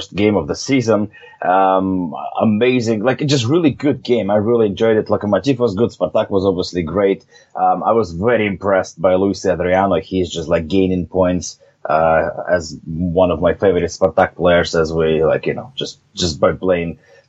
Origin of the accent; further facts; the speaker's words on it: Novosibirsk, Novosibirsk Oblast, Russia; moved away; in my hometown